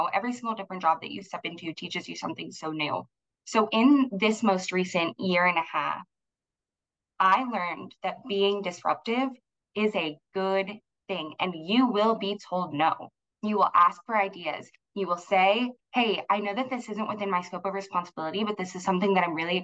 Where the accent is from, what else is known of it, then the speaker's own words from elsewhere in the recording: Los Angeles, California, United States; moved away as an adult; also born or lived in Texas; I'm from Los Angeles originally